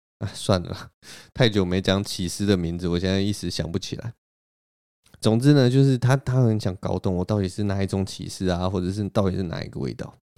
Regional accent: Taipei, Taiwan; 我也是台北人

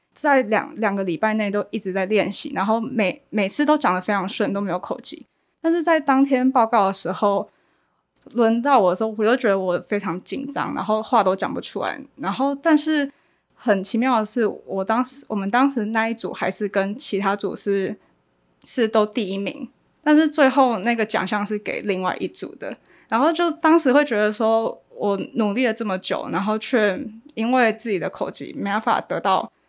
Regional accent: Kaohsiung, Taiwan; 我是高雄人，然后我，我之前大学是读药学系的，然后今年很有，很幸运考上学士后医学系

